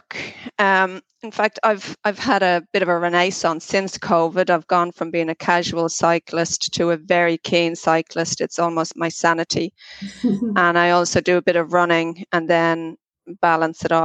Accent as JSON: {"language": "English", "town": "Dublin", "region": "Leinster", "country": "Ireland", "tie": "born or raised there", "moved": "as an adult", "lives_now": "Australia", "said": "I was born in Dublin many moons ago. I was reared and educated there into a family of seven children."}